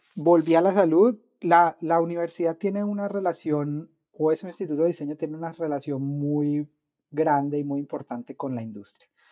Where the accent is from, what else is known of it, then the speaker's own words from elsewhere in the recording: Cali, Valle del Cauca, Colombia; moved away; yo estudié en una universidad en Colombia, eh, en Cali, que es de donde yo soy